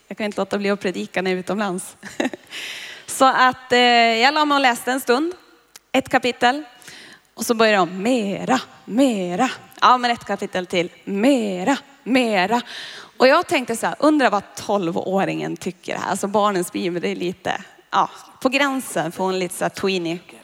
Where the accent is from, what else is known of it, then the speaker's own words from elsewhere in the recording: Boden, Norrbotten County, Sweden; moved away; Jag är ju från Boden